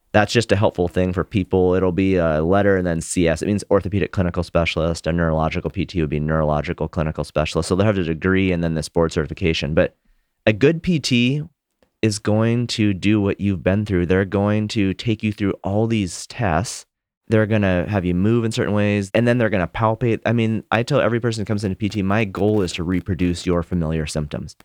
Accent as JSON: {"language": "English", "region": "Montana", "country": "United States", "tie": "born or raised there", "said": "I grew up in Montana"}